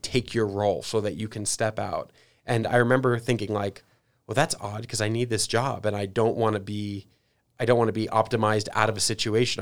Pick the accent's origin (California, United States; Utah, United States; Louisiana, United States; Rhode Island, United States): California, United States; San Diego; moved away; also born or lived in New York; I grew up in San Diego and, and then lived in New York